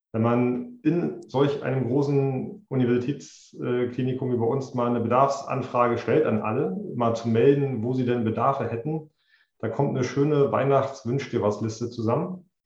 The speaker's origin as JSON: {"language": "German", "town": "Greifswald", "region": "Mecklenburg-Vorpommern", "country": "Germany", "tie": "born or raised there", "also_born_or_lived": "Switzerland / United States", "said": "CDO bin ich in Greifswald seit 2018 ich bin gebürtiger Greifswalder"}